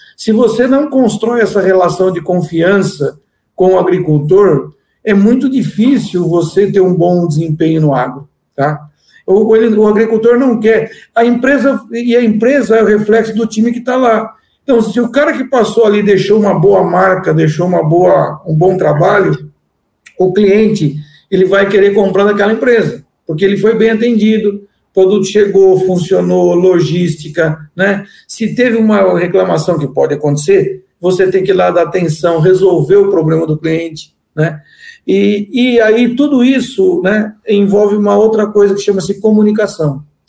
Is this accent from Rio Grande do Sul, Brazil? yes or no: no; interior of São Paulo, Brazil; also born or lived in Argentina; sou natural do interior de São Paulo